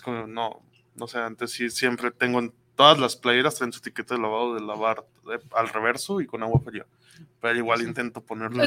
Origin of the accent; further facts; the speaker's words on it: Mexico; soy mexicano